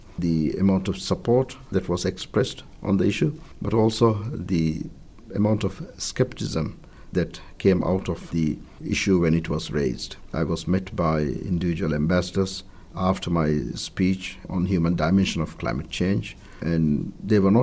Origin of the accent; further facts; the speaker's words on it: Maldives; My home country, the Maldives